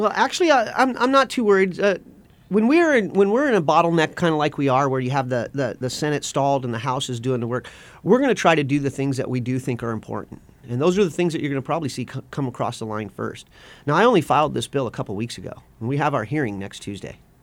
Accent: West Coast, United States; moved away; I grew up on the West Coast.

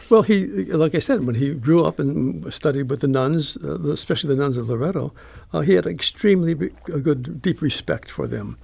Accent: Chicago, Illinois, United States; moved away; also born or lived in St. Louis; I grew up in Chicago

